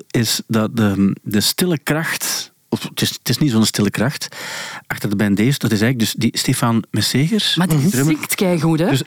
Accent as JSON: {"language": "Dutch", "town": "Ingelmunster", "region": "Flanders", "country": "Belgium", "also_born_or_lived": "Kortrijk", "lives_now": "Ghent, Belgium", "said": "Eh, ik ben afkomstig van Engelmunster. Dat ligt tegen"}